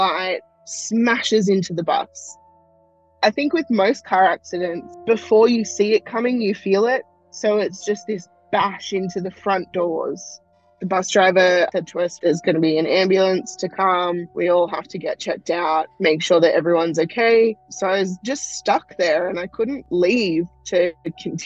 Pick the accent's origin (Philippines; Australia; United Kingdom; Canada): Australia; I am from Australia